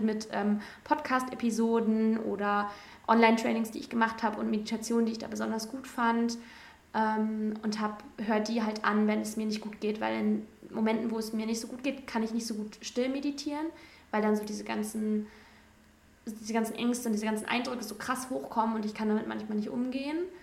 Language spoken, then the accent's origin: German; between Cologne and Düsseldorf, North Rhine-Westphalia, Germany; moved away; ich komme aus dem Rheinland zwischen Köln und Düsseldorf